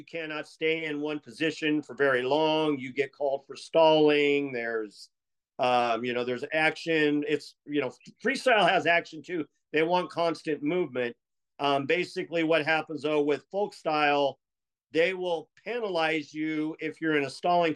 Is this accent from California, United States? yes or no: yes; Escondido, California, United States; I was from the Orange Glen side of town, crosstown from you guys